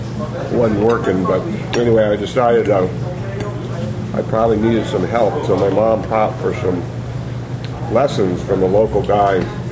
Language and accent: English; Castroville, Texas, United States; born there; Well, I was born outside of San Antonio, Texas, in a little town called Castroville, which is a little kind of one-horse Alsatian town, maybe 20 minutes out of San Antonio.